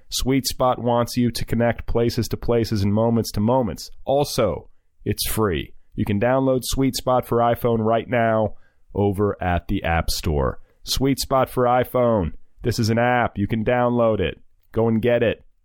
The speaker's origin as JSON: {"language": "English", "region": "Iowa", "country": "United States", "tie": "born or raised there", "said": "I'm doubly conflicted because, like you, I grew up around farmers in Iowa, not Indiana, but Iowa is no less into that sort of thing."}